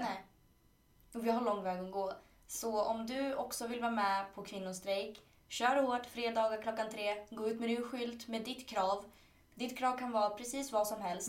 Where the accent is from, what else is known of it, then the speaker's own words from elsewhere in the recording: Chile; now in Sweden; i Chile då som är mitt hemland